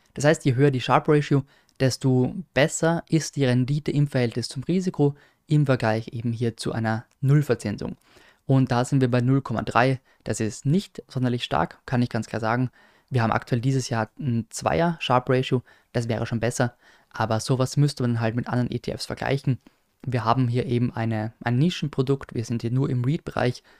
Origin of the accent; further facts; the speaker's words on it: Austria; als Österreicher